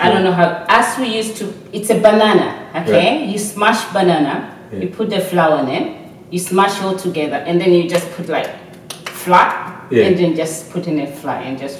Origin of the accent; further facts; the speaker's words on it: Tanzania; moved away as an adult; now in Australia; I'm from Tanzania. Okay, yeah. Nice. And I did my degree in Tanzania. All my childhood is in Tanzania. I moved here 14 years ago.